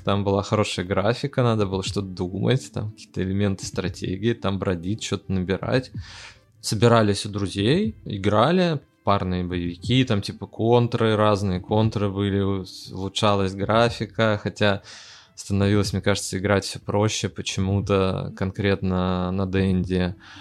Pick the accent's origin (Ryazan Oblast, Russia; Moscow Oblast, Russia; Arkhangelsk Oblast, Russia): Arkhangelsk Oblast, Russia; Arkhangelsk; я из Архангельска